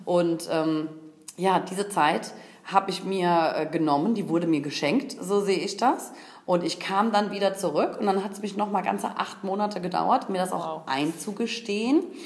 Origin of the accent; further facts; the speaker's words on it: Koblenz, Rhineland-Palatinate, Germany; gebürtig aus Koblenz